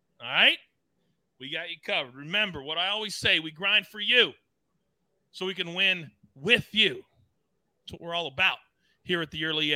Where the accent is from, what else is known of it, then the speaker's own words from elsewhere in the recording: United States; as an American